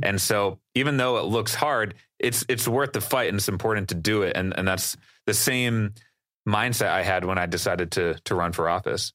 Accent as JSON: {"language": "English", "region": "Wisconsin", "country": "United States", "tie": "born or raised there", "said": "not only is that my home state"}